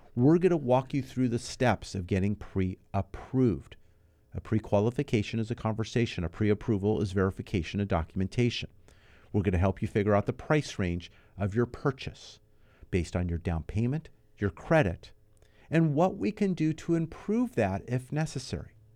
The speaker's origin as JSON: {"language": "English", "town": "Los Angeles", "region": "California", "country": "United States", "tie": "born or raised there", "also_born_or_lived": "Moorpark, California / Thousand Oaks, California", "lives_now": "Santa Clarita, United States", "said": "Been in this area all my life. Born and raised in the San Fernando Valley"}